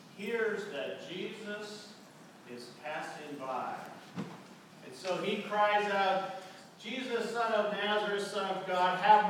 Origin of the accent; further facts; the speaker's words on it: Canada; And I was like, "I'm Canadian."